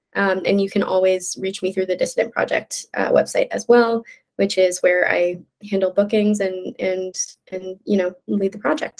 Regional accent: Midwest, United States; now in New York City, United States; I'm from the Midwest

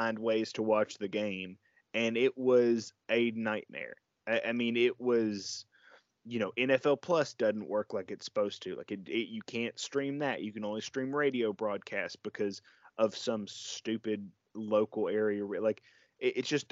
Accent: Memphis, Tennessee, United States; I was born in Memphis. I live near Memphis.

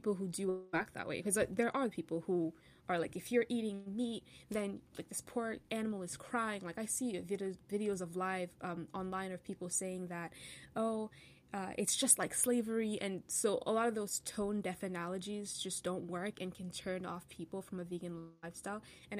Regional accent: Cameroon; moved away; I'm from Cameroon, and we don't drink a lot of, like, cow milk, right? A lot of the ways that we consume milk is from, it's powdered. I remember when I was still living in Cameroon

